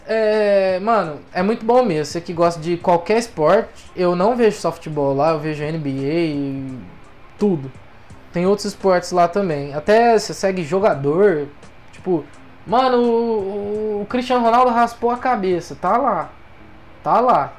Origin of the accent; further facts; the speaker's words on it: São Paulo, Brazil; eu sou do estado de São Paulo